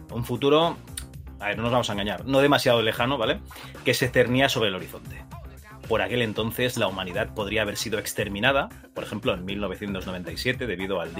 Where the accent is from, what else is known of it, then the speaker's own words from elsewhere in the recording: Catalonia, Spain; Yo también soy catalán